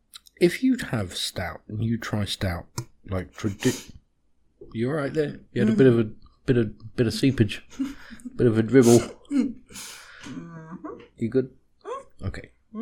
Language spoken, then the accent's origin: English; United Kingdom; now in United States; I'm British.